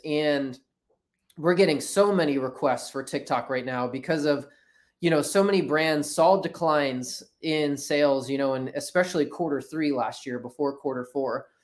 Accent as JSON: {"language": "English", "region": "New Jersey", "country": "United States", "tie": "born or raised there", "moved": "yes", "lives_now": "Orlando, United States", "said": "I grew up in South Jersey"}